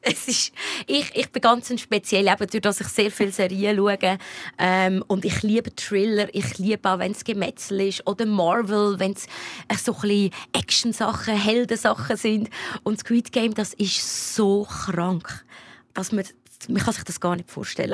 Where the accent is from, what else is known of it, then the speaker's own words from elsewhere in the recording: Lucerne, Switzerland; Luzern, wo ich aufgewachsen bin